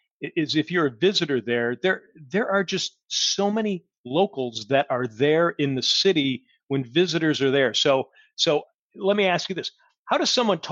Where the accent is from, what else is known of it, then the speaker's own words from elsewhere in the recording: New England, United States; I'm from New England and I've been to Fenway so many times